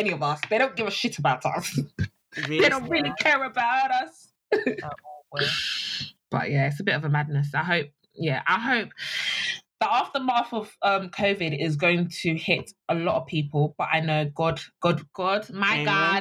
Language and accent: English; United Kingdom; we're all British